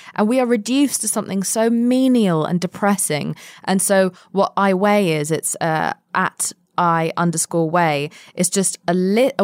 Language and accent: English; London, United Kingdom; moved away; also born or lived in Spain; I was born and raised mostly in London